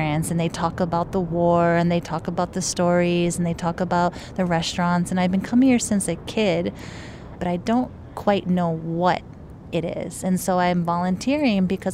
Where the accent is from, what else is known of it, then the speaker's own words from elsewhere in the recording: Japan; moved away; I don't identify as Japanese American, and I grew up in Japan. I'm biracial